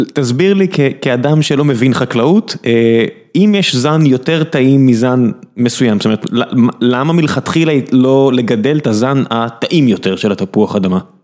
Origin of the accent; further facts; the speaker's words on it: Beersheba, Southern District, Israel; כבאר שבעי